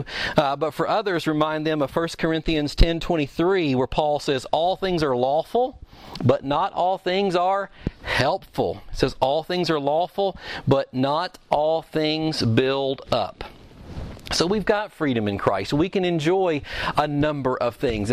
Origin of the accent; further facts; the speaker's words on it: Kentucky, United States; I'm from Kentucky